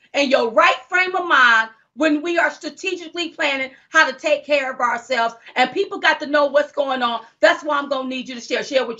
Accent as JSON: {"language": "English", "country": "United States", "said": "I'm an American."}